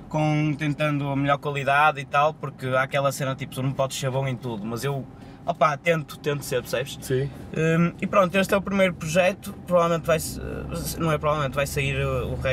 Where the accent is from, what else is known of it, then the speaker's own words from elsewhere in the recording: Porto, Norte, Portugal; eu sou do Porto